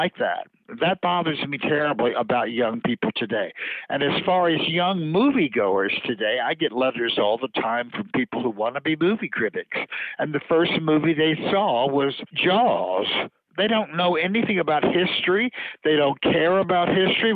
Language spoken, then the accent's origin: English; Louisiana, United States; now in New York, United States; growing up in Louisiana, that's the kind of food you're exposed to. And then when I came to New York